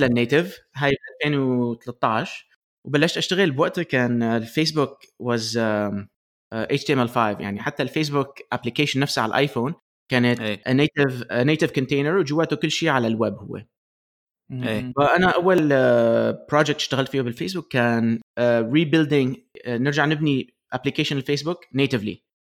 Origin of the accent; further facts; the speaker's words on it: Aleppo, Aleppo Governorate, Syria; also born or lived in Michigan, United States; now in United States; اصلي من حلب بسوريا بعدين آه، آه، جينا لامريكا ب 2003